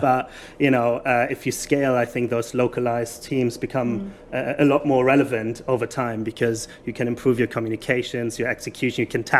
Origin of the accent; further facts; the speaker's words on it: Germany; accent: thick German; English is a second language; now in United Kingdom; Sorry for my thick German accent, by the way.